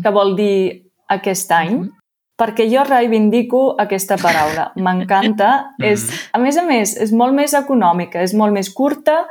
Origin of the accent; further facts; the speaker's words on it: Austria; first language German; Catalan is a second language; moved away as an adult; now in Lleida, Spain; jo sóc d'Àustria, tinc un accent diferent